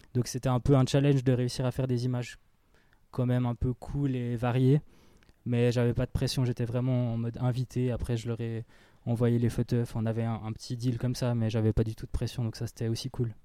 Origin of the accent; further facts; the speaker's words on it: Fribourg, Switzerland; en tant que Fribourgeois